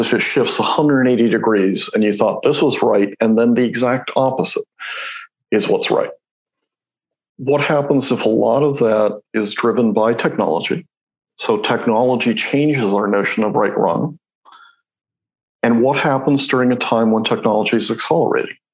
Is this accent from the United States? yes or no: no; Mexico; moved away; So I grew up in Mexico